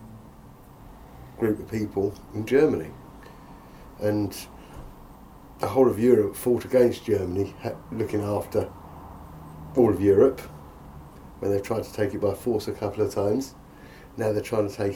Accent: England, United Kingdom; I am, yes, born and bred

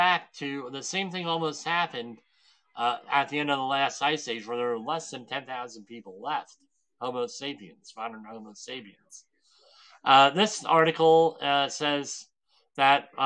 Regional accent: Woodbridge, United States; my hometown of Woodbridge

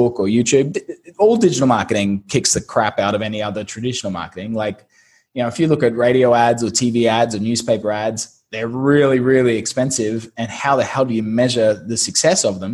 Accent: Brisbane, Queensland, Australia; moved away as an adult; also born or lived in London; now in Saigon, Vietnam; I'm originally from Brisbane, Australia

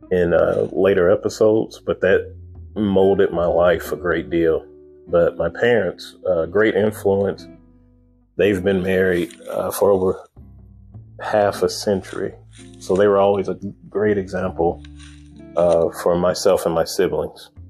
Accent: Chicago, Illinois, United States; born there; I was born in Chicago, Illinois.

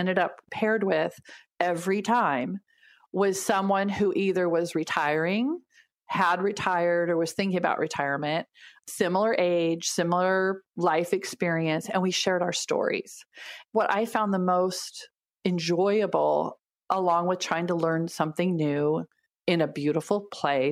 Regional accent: Pacific Northwest, United States; we come from the Pacific Northwest where everything's lush and green

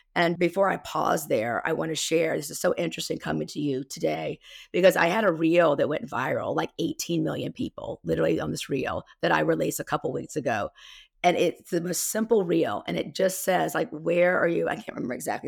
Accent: South Carolina, United States; accent: Southern twang; I'm from South Carolina, by the way, so you'll hear my Southern twang come out.

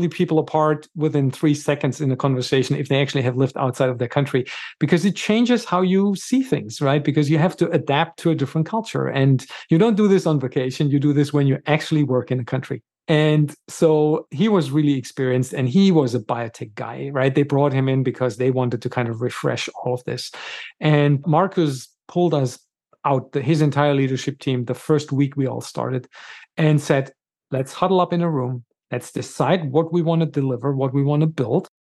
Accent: Germany; moved away as an adult; also born or lived in Gothenburg, Sweden; now in United States; I was born and raised in Germany

